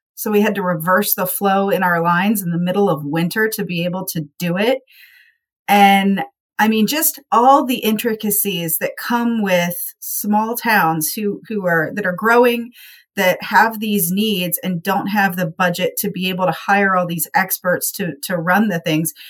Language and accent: English; Appalachian foothills, United States; moved away as an adult; also born or lived in Miami County; we're from the Appalachian foothills, hilly area